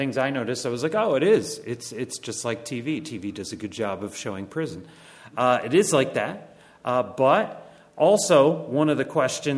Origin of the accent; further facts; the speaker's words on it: Connecticut, United States; moved away as an adult; also born or lived in Bangladesh; now in York County, Pennsylvania, United States; My wife and I actually grew up in Connecticut